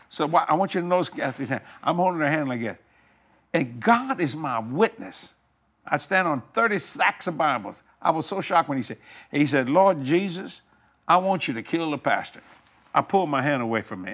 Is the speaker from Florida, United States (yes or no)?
no; New Orleans, Louisiana, United States; also born or lived in Houma, Louisiana; I was raised in New Orleans and on the West Bank of New Orleans